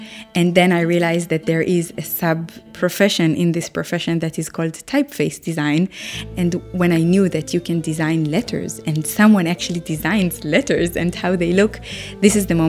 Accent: Haifa, Haifa District, Israel; We're in Haifa, in my hometown

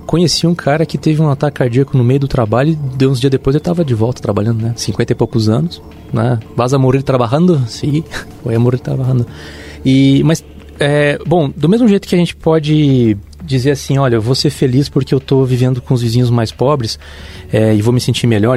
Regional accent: Santa Catarina, Brazil; como catarinense

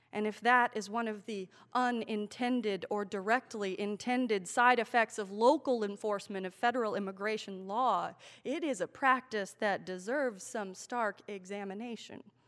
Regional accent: Manassas, Virginia, United States; born or raised there

